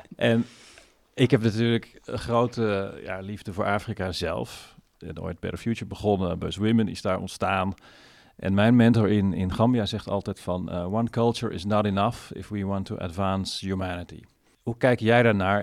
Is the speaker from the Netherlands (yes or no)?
yes; Netherlands; mezelf als Nederlander